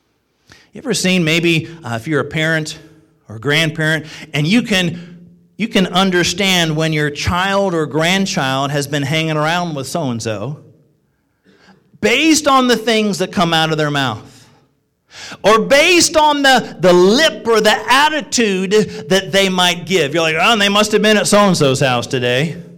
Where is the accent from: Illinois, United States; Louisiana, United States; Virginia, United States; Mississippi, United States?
Illinois, United States; also born or lived in Joliet / Quincy / Springfield / New York; now in Ohio, United States; I was born and raised in Illinois, was born in Joliet. Moved to Quincy, number of years in Springfield, Illinois, then to upstate New York, then to Connecticut, Bible College in Missouri, and then came to Ohio.